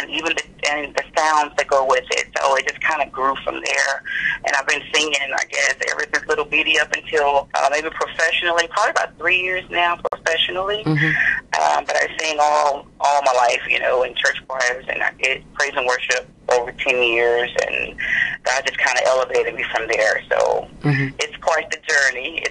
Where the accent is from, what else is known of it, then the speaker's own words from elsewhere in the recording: Palestine, Texas, United States; I was born and raised in Palestine, Texas.